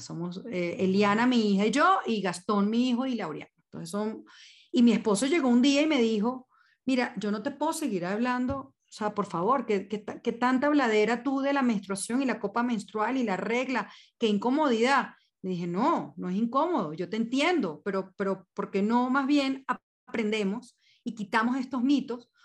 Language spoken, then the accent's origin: Spanish; Venezuela; moved away as an adult; now in Colombia; yo soy venezolana, tengo 14 años ya en, Colombia